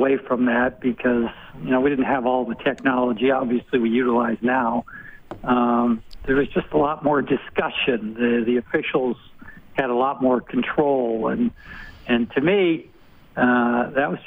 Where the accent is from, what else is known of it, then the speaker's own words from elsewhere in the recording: Rhode Island, United States; I'm from Rhode Island